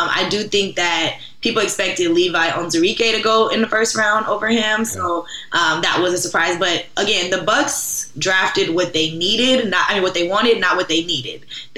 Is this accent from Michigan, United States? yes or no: no; Los Angeles, California, United States; I'm originally from Los Angeles, California. I went to Washington State for undergrad, where I ran track, and then I went to grad school at USC.